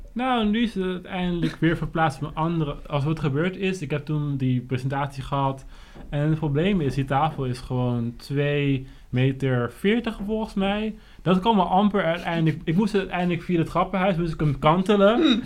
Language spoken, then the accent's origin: Dutch; Rotterdam, South Holland, Netherlands; moved away; wil ik uiteindelijk zo terug naar Rotterdam. waar ik vandaan kom